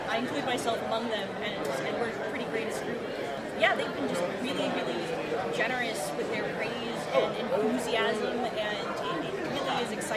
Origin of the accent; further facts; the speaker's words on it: Pittsburgh, Pennsylvania, United States; Pittsburgh, which is my hometown